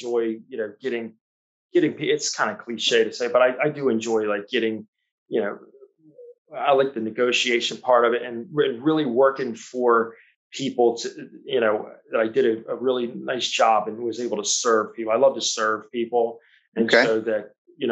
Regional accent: Annapolis, Maryland, United States; I grew up here in Annapolis

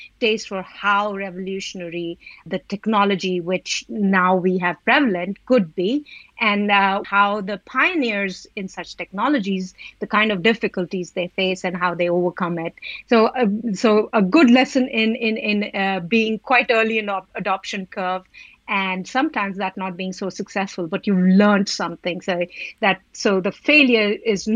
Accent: Delhi, India; moved away as an adult; now in United Kingdom; I'm from originally from Delhi in India, came to UK for education

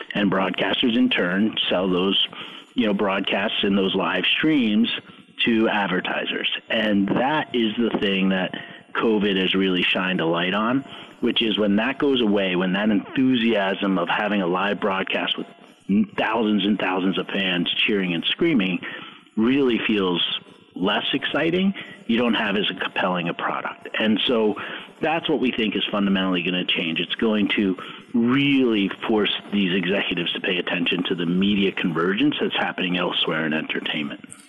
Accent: New York, United States; I grew up in New York

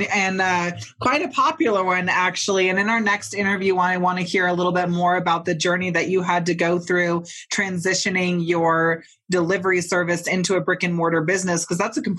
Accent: San Diego, California, United States; I'm originally from California. I finished high school down in San Diego, spent a lot of time in the desert

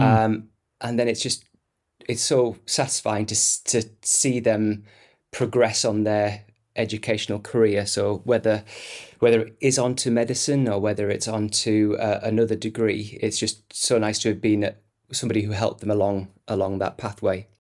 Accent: Stockton-on-Tees, North East England, United Kingdom; comprehensive school in the northeast of England in my, my hometown of Stockton-on-Tees.

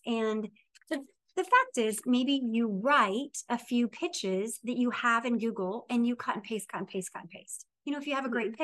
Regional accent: Ohio, United States; I'm from Ohio, it's known for um, fighting and moonshine

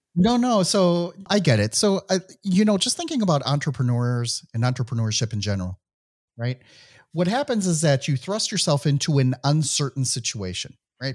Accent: Midwest, United States; accent: Midwestern; my Midwestern accent

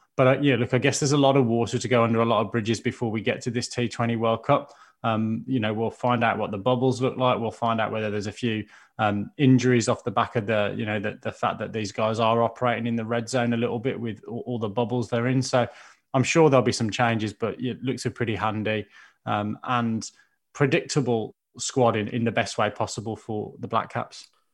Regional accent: Birmingham, West Midlands, United Kingdom; I'll be rooting for my hometown Birmingham boys

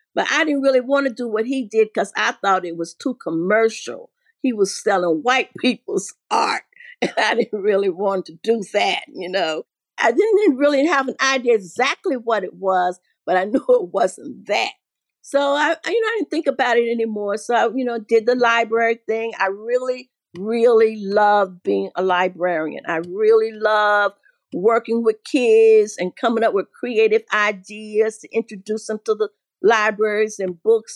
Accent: Asheville, North Carolina, United States; moved away as an adult; also born or lived in Kentucky / Philadelphia / New York; I grew up here in Asheville

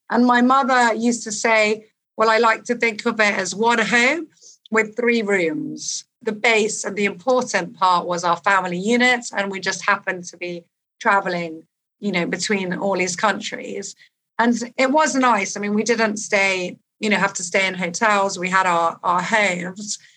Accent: London, United Kingdom; born there; I was born in London. My father is from Lebanon, but he is originally as well half

